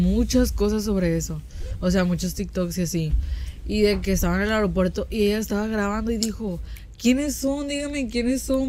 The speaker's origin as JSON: {"language": "Spanish", "country": "Mexico", "said": "nosotros como mexicanos"}